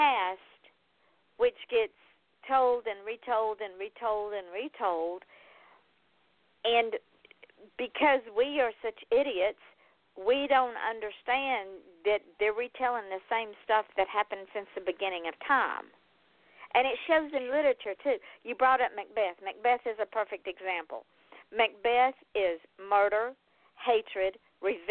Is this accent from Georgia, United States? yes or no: yes; Georgia, United States; I'm from Georgia